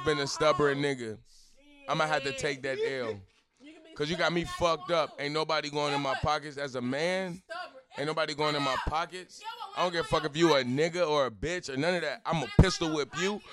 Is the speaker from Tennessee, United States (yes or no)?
yes; Memphis, Tennessee, United States; I'm from Memphis, Tennessee